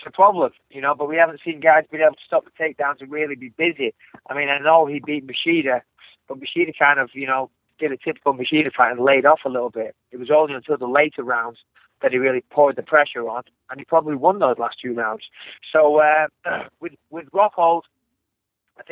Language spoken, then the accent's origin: English; England, United Kingdom; I'm English